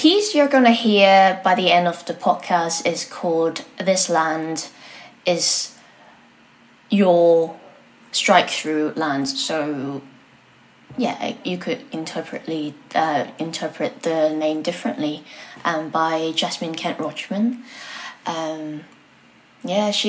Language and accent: English; Hong Kong; also born or lived in Brighton, United Kingdom / Manchester, United Kingdom; now in London, United Kingdom; I was born in Hong Kong and then I came to the UK quite many years ago.